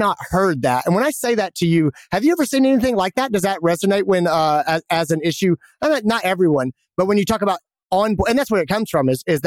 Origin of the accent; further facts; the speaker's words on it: Greenville, South Carolina, United States; my hometown, Greenville, South Carolina